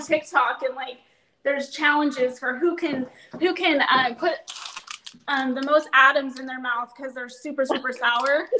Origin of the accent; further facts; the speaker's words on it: Ferndale, California, United States; now in Coburg, United States; I grew up in Ferndale in California